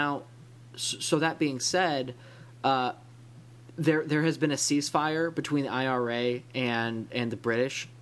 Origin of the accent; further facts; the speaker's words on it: Illinois-Wisconsin area, Midwest, United States; I'm from, like, the Illinois-Wisconsin area